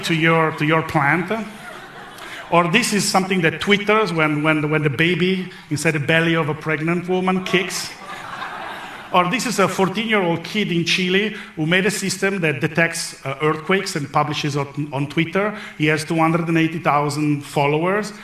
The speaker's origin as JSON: {"language": "English", "country": "Italy", "said": "I come from Italy"}